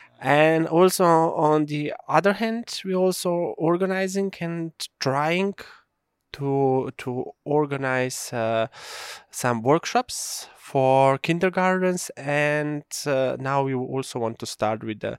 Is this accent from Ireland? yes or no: no; Kamnik, Central Slovenia, Slovenia; English is a second language; I'm coming from Slovenia, from Prealp area, from the municipality of Kamnik. I'm now a farmer.